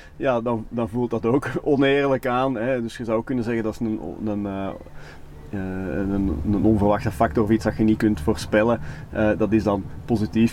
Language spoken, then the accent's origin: Dutch; Belgium; wij als Belgen